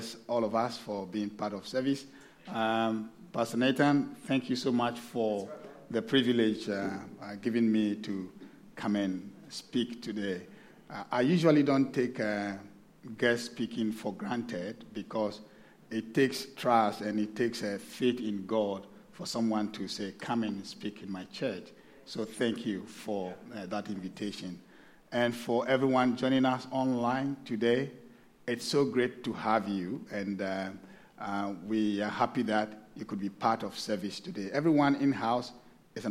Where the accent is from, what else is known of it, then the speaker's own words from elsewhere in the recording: Ghana; moved away as an adult; now in Sydney, Australia; I'm originally from Ghana, but I've been here for a couple of years now